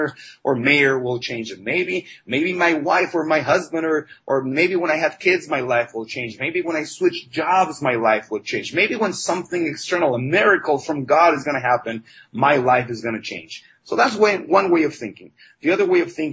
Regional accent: Mexico; I was raised in Mexico

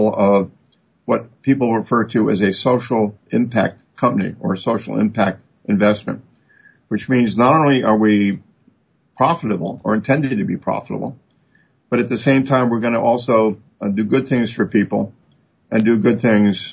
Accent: United States; we in America are used to thinking in the units of a million

